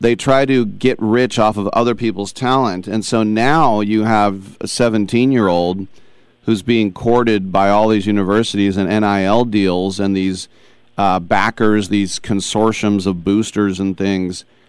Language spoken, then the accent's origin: English; Bay Area, California, United States; I'm a Bay Area native